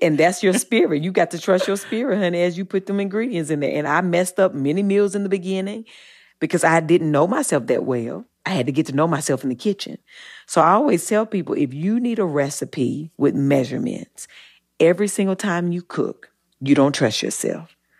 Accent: Eaton, North Carolina, United States; I'm from the South, and I, I grew up in, in Eaton, North Carolina

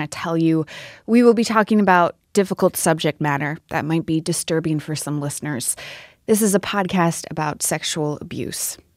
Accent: Lansing, Michigan, United States; I started seeing Larry Nassar

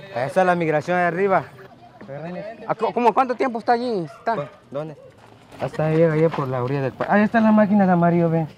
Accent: Guatemala; moved away; somos de Guatemala

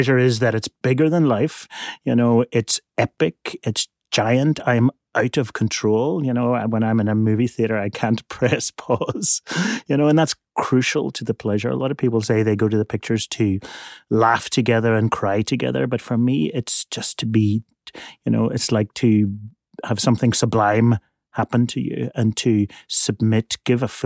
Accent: Belfast, Northern Ireland, United Kingdom; I grew up in Belfast in Northern Ireland

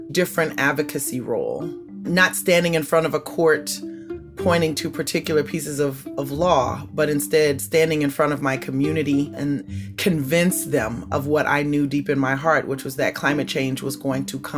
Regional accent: Bayou Liberty, Louisiana, United States; Yeah, I grew up in Bayou Liberty, just north of New Orleans in the bayou. I lived in the house where my mother was born that my grandfather built.

